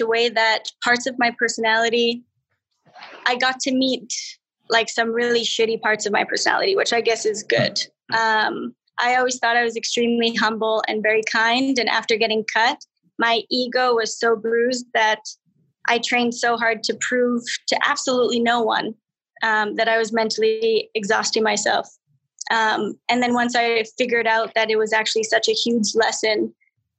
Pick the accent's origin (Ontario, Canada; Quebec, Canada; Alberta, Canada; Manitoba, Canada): Alberta, Canada; I'm from Alberta.